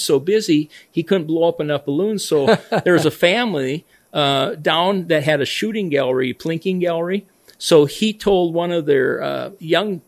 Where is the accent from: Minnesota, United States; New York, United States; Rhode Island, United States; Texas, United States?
Minnesota, United States; Clarissa; moved away; I'm from Clarissa, Minnesota, town of, at that time, was like 600 people